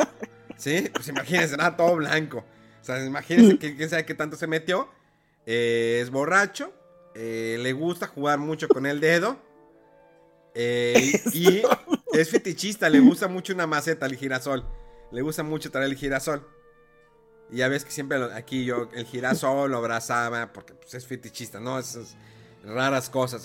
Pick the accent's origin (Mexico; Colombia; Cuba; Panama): Mexico; Monterrey, Nuevo León; aquí en Monterrey